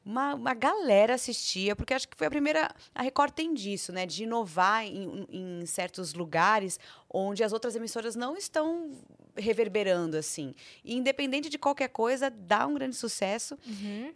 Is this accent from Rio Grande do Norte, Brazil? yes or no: no; São Paulo, Brazil; accent: paulistano; also born or lived in Rio de Janeiro; eu sou paulistana, não tenho sotaque